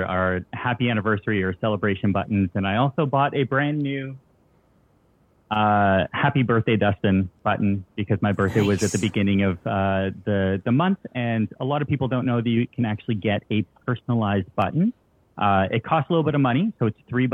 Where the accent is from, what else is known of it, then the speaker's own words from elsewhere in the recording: Toronto, Ontario, Canada; I'm from Toronto.